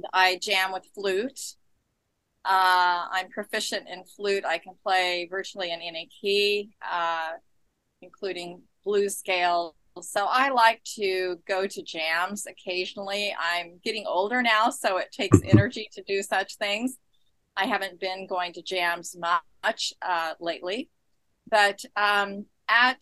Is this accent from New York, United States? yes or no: no; San Diego, California, United States; now in Scottsdale, United States; I'm from San Diego originally, and I grew up in San Diego